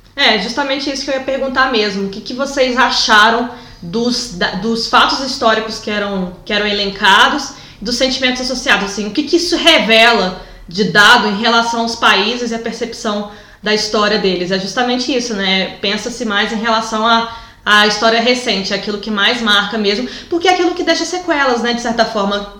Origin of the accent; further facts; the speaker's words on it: Brazil; now in Portugal; como a gente está aqui enquanto brasileiro em Portugal